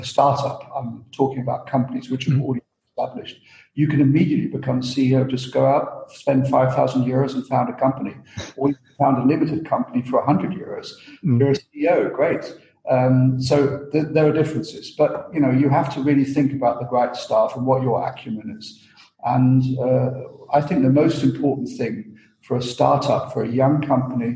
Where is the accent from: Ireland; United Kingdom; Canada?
United Kingdom; moved away as an adult; also born or lived in Austria / Germany; And I'm not Austrian, I'm British, but luckily I spent some years in Austria and in Germany